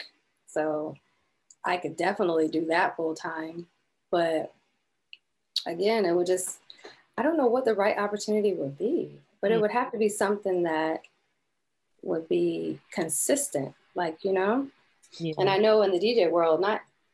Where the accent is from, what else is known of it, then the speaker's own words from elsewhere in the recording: Tampa, Florida, United States; also born or lived in Canada; now in Orlando, United States; I grew up in Tampa, and basically I moved here when I was like in the 11th grade year of high school